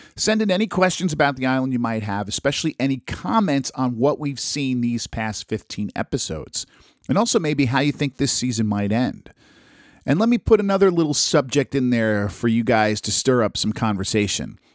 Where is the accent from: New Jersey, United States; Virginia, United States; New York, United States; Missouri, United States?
New Jersey, United States; my home state of New Jersey